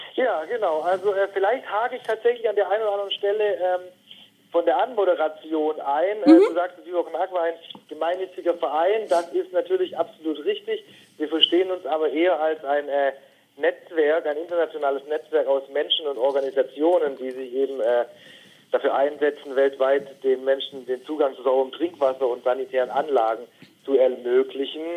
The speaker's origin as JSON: {"language": "German", "area": "near Stuttgart", "region": "Baden-Württemberg", "country": "Germany", "tie": "born or raised there", "also_born_or_lived": "northern Germany", "moved": "as an adult", "said": "Wir sind äh, in der Nähe von Stuttgart gemeinsam aufgewachsen"}